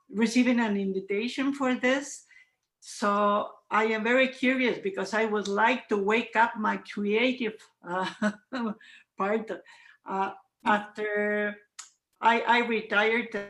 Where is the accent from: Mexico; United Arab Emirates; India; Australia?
Mexico; Morelia, Michoacán; I'm from Mexico